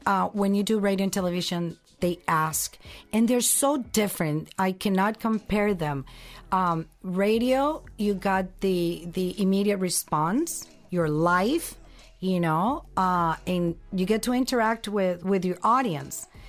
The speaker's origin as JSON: {"language": "English", "country": "Colombia", "also_born_or_lived": "San Diego", "moved": "yes", "said": "this Colombian girl"}